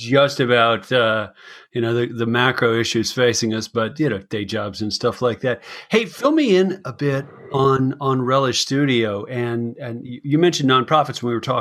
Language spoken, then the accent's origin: English; Colorado, United States; now in Bellingham, United States; I'm a Colorado kid as well, although I'm in Washington State now.